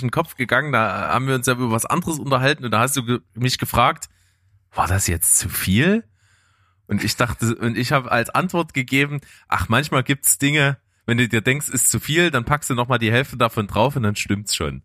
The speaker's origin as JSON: {"language": "German", "town": "Naunhof", "region": "Saxony", "country": "Germany", "tie": "born or raised there", "said": "ich bin ja nicht in Leipzig aufgewachsen, sondern in Naunhof"}